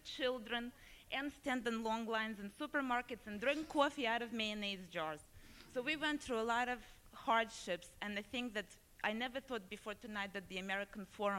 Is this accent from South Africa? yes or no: no; Russia; English is a second language; moved away as an adult; now in United States; I am from Russia, and I've been living here for the last 15 years and just barely learned to speak English.